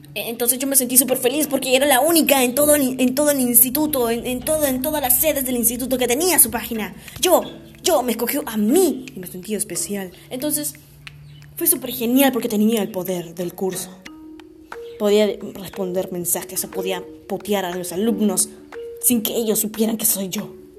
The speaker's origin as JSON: {"language": "Spanish", "country": "Peru", "said": "Así somos, los peruanos"}